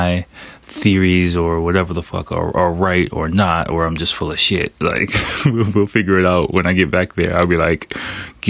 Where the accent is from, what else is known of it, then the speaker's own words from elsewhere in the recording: United States; moved away as an adult; now in Japan; I'm American